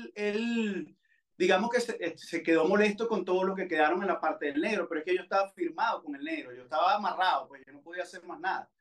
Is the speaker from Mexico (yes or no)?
no; Valencia, Carabobo, Venezuela; also born or lived in United States; Yo, yo viví en Valencia, yo no soy nacido en Valencia, pero viví ahí eh, eh, desde que tenía siete años